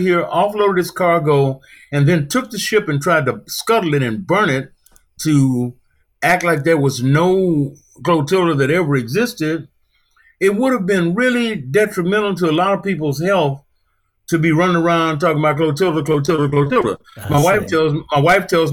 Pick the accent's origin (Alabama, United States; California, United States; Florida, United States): Alabama, United States; Mobile; growing up in Africa Town, it was great